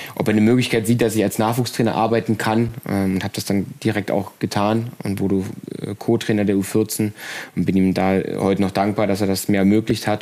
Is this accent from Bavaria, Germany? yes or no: no; Brandenburg, Germany; moved away as an adult; now in Leipzig, Germany; bin aber gebürtig ähm, aus Brandenburg, aus der Nähe von Berlin